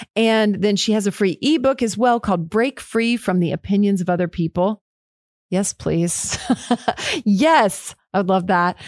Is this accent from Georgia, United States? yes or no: no; Killeen, Texas, United States; I'm Killeen, Texas, just right down the road